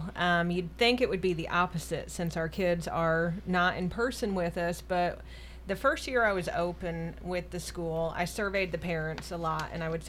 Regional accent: Traverse City, Michigan, United States; now in Murfreesboro, United States; I'm originally from Michigan, moved down here, and have been here for about 30 years.

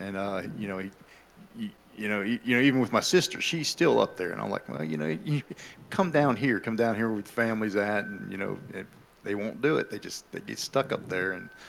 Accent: Pittsburgh, Pennsylvania, United States; moved away as an adult; now in Murfreesboro, United States; I'm originally from Pittsburgh, Pennsylvania, from the city.

